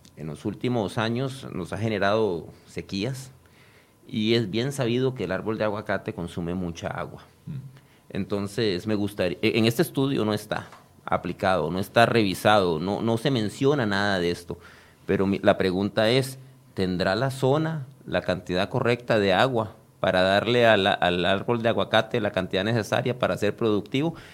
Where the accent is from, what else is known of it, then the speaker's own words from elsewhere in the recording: Costa Rica; yo soy tico y soy más tico que muchos de los que andan con el chonete ahí puestos